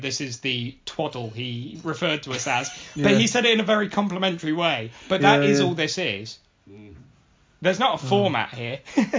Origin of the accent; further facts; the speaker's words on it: Oxford, South East England, United Kingdom; also born or lived in High Wycombe; I was born and brought up in Oxford, which is why I'm an Oxford fan